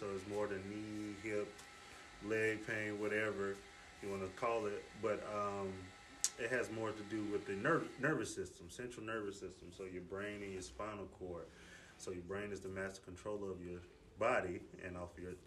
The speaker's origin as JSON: {"language": "English", "town": "Decatur", "region": "Georgia", "country": "United States", "tie": "born or raised there", "said": "I was born and raised in Decatur, too."}